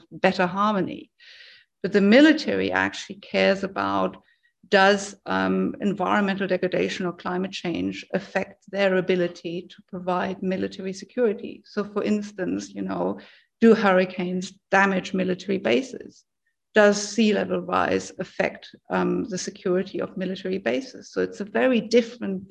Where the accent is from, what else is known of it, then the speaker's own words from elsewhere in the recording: Germany; moved away; I'm originally from Germany.